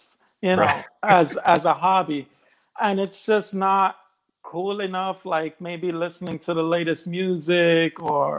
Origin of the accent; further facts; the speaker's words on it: United States; I'm of Colombian descent. I was born here in the States, but my parents were born in Colombia